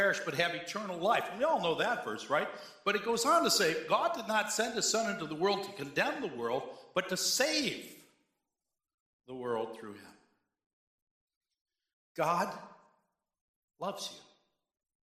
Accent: Cheektowaga, New York, United States; also born or lived in Pendleton; I grew up in Cheektowaga, and I went to church in Snyder

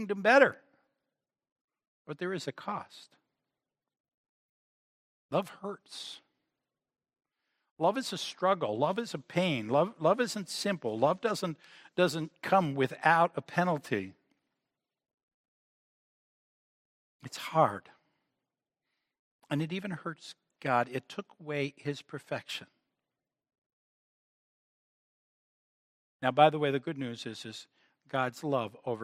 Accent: United States; as Americans

